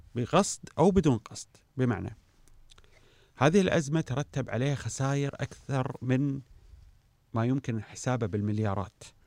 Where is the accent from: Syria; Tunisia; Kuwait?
Kuwait; احنا في الكويت